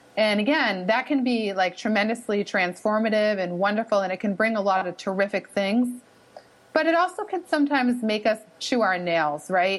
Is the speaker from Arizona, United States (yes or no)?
no; Boston, Massachusetts, United States; accent: Boston (wicked); you can pick up on my wicked accent